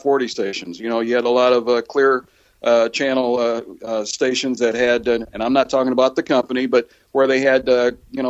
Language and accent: English; Springfield, Illinois, United States; Springfield, Illinois, my hometown